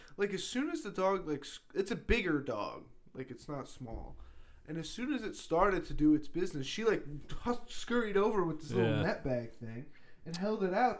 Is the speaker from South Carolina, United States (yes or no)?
no; New Jersey, United States; where we're from New Jersey